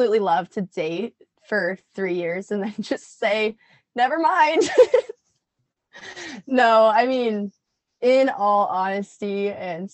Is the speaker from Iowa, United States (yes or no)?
yes; Red Oak, Iowa, United States; I grew up in Southwest Iowa, Red Oak to be specific.